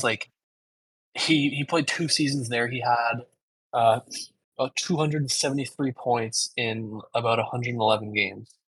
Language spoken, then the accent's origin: English; Canada; I'm Canadian